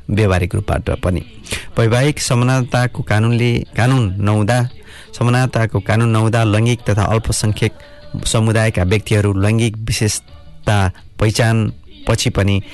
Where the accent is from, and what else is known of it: Nepal; now in Canterbury, United Kingdom